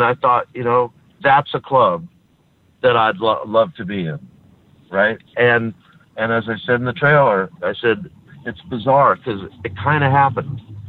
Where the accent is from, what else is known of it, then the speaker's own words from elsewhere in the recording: New York City, New York, United States; I grew up in Queens